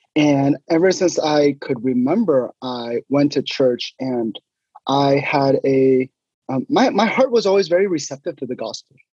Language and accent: English; Sugar Land, Texas, United States; moved away as an adult; now in Hayward, United States; most of my life was spent in in Houston, uh, in a suburb of Houston called Sugarland